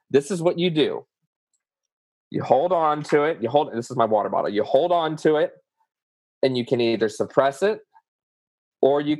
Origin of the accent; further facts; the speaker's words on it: the South, United States; accent: southern; it's not easy, y'all, and that's my southern accent coming out, y'all.